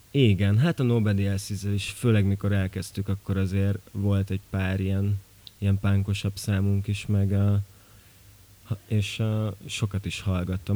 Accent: Miercurea Ciuc, Harghita County, Romania; moved away as an adult; also born or lived in Gheorgheni (family roots); now in Budapest, Hungary; én azért csíki vagyok

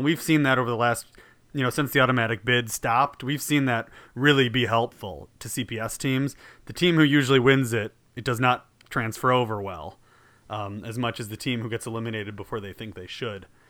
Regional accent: Joliet, Illinois, United States; I'm from Joliet

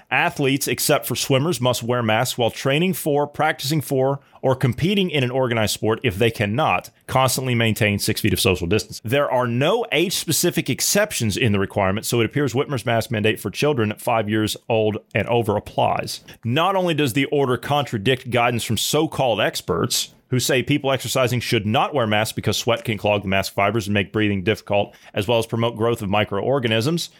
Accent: Ohio, United States; I'm from Ohio.

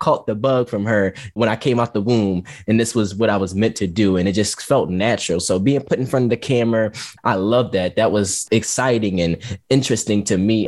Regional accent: Philadelphia, Pennsylvania, United States; I'm from North Philly

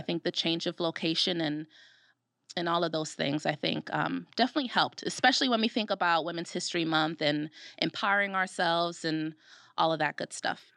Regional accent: Brooklyn, New York, United States; moved away as an adult; now in Rochester, United States; I'm from Brooklyn, New York

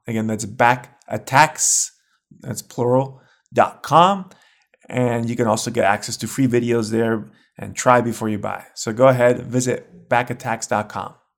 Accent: United States; I'm American myself

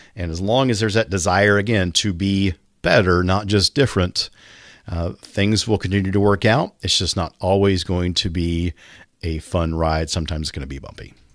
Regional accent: Kansas, United States; in my hometown, the paper came out once a week

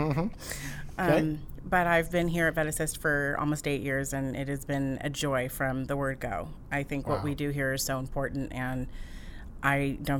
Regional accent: Santa Cruz, California, United States; moved away as an adult; also born or lived in Las Vegas; So I grew up in Santa Cruz. It's a small town in Northern California. I like to call it San Diego North.

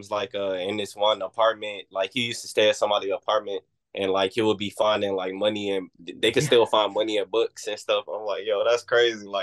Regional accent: East Coast, United States; And I'm from the East Coast too. I never saw that word in my life.

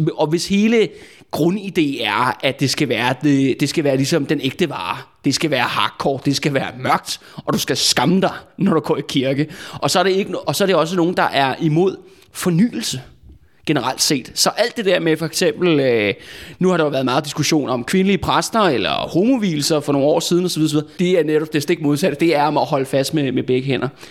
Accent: Copenhagen, Capital Region of Denmark, Denmark; jeg er sådan en rigtig københavner med et, øh, med et stort K

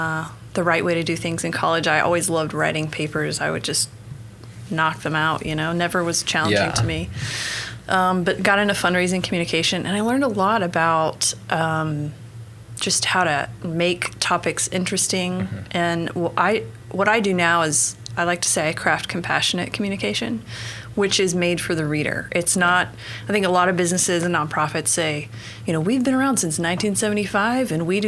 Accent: Broken Arrow, Oklahoma, United States; moved away as an adult; also born or lived in Santa Fe, New Mexico / Georgia; spent most of my life, though, in Broken Arrow. Okay. So grew up there. I moved to Georgia and was there for about 11 years. Mm-hmm. And moved back to Oklahoma in 2014. And I've been in Oklahoma City since, I think, late 2017.

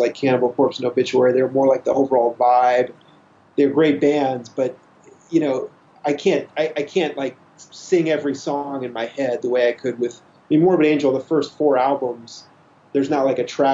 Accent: Kansas City, Missouri, United States; I'm from Kansas City, suburb of Kansas City, Missouri.

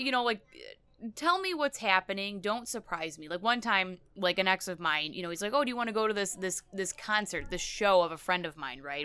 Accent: United States; I'm American

